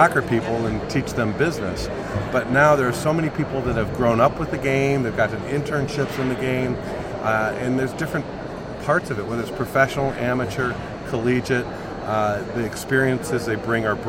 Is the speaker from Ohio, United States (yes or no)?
no; McHenry, Illinois, United States; I'm a native of McHenry, Illinois, outside Chicago, and grew up a fan of all the Chicago sports teams